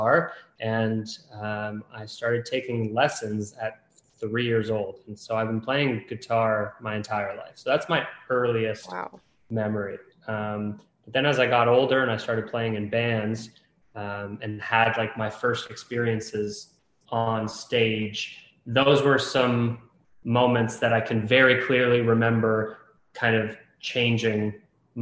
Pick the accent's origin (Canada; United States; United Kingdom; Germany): Canada; Toronto, Ontario; I'm from Toronto, Canada.